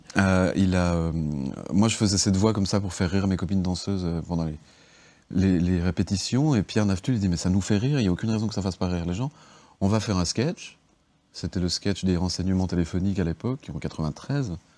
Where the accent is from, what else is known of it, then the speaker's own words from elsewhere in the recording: Geneva, Switzerland; also born or lived in Bardonnex; moi je suis de Genève